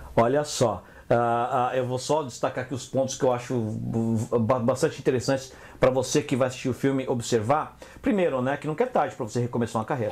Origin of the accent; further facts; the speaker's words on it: Brazil; moved away as an adult; also born or lived in England; eu saí do Brasil e fui trabalhar com gerente de projeto lá na Inglaterra